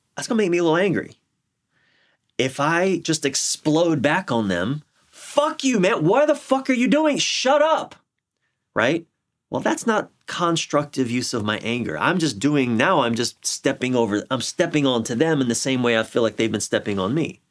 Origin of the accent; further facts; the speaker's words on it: Maryland, United States; my home state of Maryland